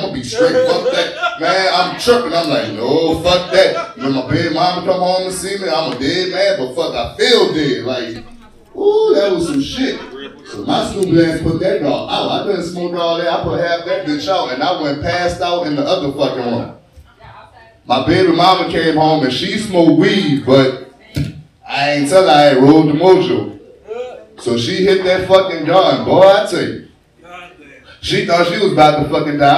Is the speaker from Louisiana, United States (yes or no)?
yes; New Orleans, Louisiana, United States; I'm from New Orleans